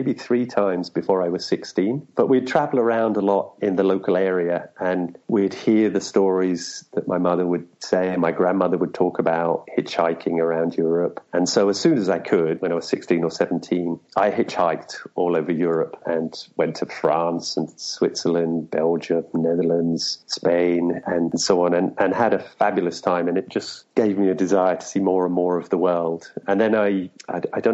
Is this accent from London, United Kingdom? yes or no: yes; London, United Kingdom; moved away as an adult; also born or lived in Edgware, London / Manchester / Japan / China; now in Brazil; I was born on one northern branch of that, and I grew up from the age of three on another branch, High Barnet, and I spent the first 18 years of my life there.